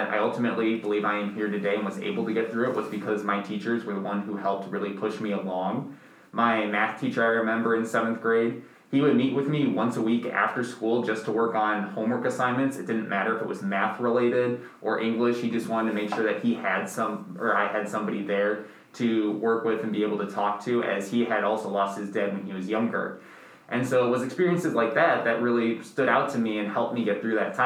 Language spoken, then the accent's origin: English; Northbrook, Illinois, United States; I grew up originally in Northbrook, Illinois